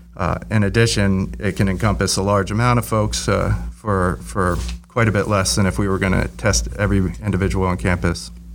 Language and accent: English; Virginia Beach, Virginia, United States; moved away; I grew up in Virginia Beach